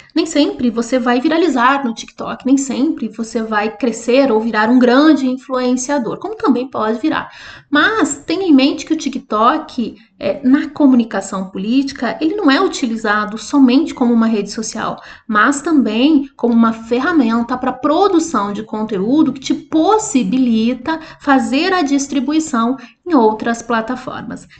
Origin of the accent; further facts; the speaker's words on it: Curitiba, Paraná, Brazil; eu sou de Curitiba.